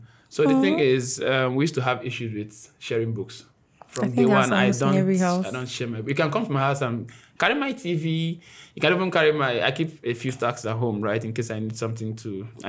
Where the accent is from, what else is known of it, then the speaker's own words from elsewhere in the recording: Nigeria; I'm from Igbo.